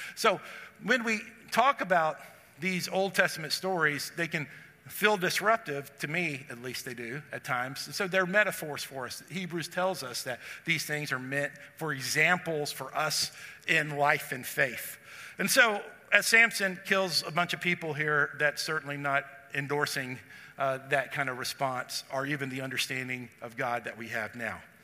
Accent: Texas, United States; For those of us who grew up in the South, I grew up in Texas.

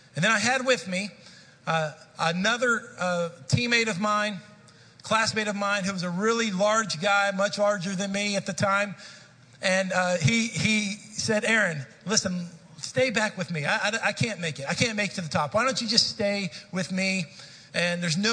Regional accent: Dallas, Texas, United States; I grew up in the Dallas-Fort Worth Metroplex. I was a city kid

